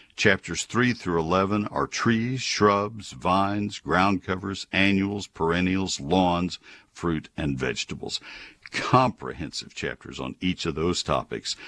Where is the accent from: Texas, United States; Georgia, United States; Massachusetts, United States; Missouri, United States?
Texas, United States; College Station; now in Dallas-Fort Worth Metroplex, United States; I grew up in College Station. My dad co-founded the Range and Forestry Department at A and M back in the forties